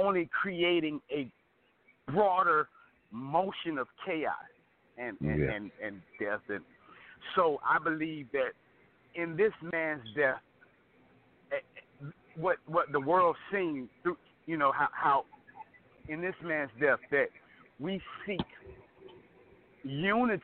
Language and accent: English; Portsmouth, Virginia, United States; I was born in Portsmouth